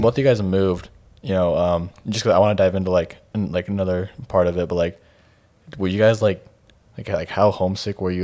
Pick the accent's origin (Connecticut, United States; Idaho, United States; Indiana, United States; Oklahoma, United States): Idaho, United States; Twin Falls; also born or lived in Boise, Idaho; I'm from Twin Falls, um, so if you guys don't know, that's just, like, a little, like, an hour and a half south of Boise and Idaho